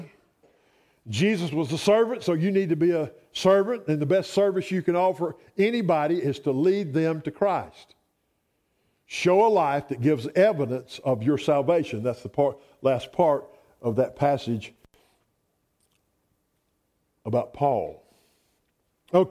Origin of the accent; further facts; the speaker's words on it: Roswell, Georgia, United States; I was born in Roswell, Georgia. We were poor